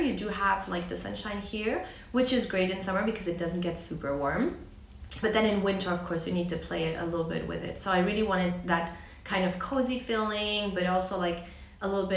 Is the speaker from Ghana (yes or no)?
no; Vienna, Austria; Polish, but born and raised in Vienna